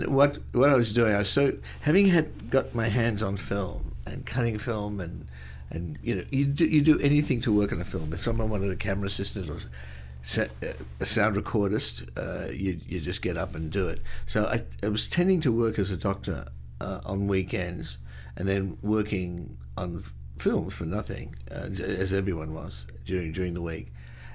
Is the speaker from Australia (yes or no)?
yes; Australia; That's about the only thing we did when I was young. Really? In Australia. We got television quite late.